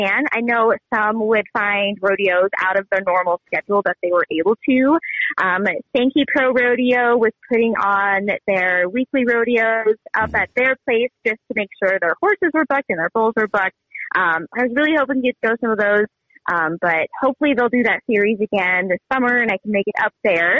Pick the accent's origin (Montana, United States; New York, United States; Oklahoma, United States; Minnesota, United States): Montana, United States; near the Bridger Mountains; growing up near the Bridgers, I actually started skiing once I was four.